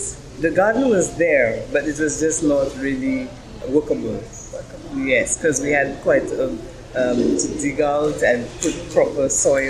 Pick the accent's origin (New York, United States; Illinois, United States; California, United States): New York, United States; The Bronx; now in Brooklyn, United States; When I came into Brooklyn from the Bronx, I got married